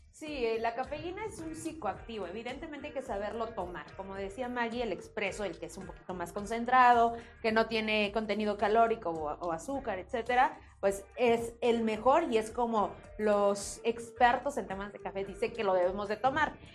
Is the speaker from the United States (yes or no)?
no; Mexico